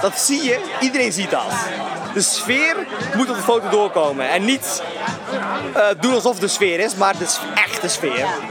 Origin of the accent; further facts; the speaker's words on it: Netherlands; als Nederlander